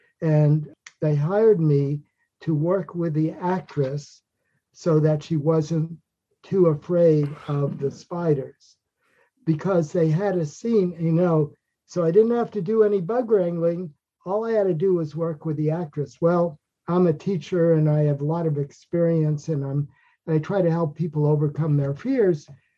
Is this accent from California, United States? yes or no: no; New York, United States; I was born in Manhattan, New York.